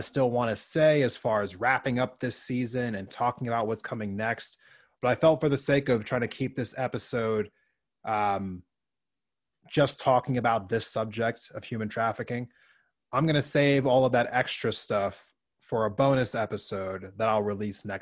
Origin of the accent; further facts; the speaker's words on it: Montana, United States; my home state of Montana